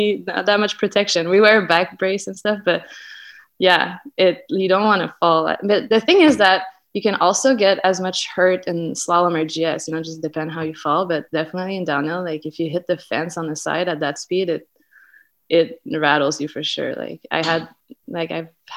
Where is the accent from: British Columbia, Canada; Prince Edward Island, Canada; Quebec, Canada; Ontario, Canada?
Quebec, Canada; Saint-Sauveur; now in Whistler, Canada; I grew up in Saint-Sauveur, Quebec.